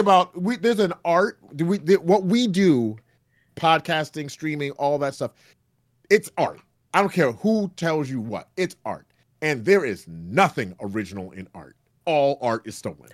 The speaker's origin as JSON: {"language": "English", "country": "Canada", "said": "I'm Canadian"}